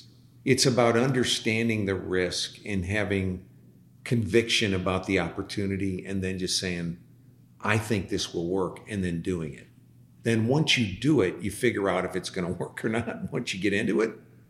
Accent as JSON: {"language": "English", "region": "Midwest", "country": "United States", "said": "you come from the Northeast. I come from the Midwest."}